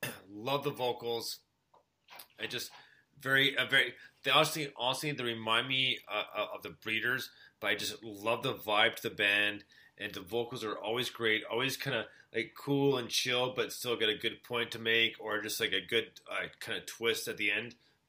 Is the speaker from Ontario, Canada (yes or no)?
no; Montreal, Quebec, Canada; born or raised there; moved away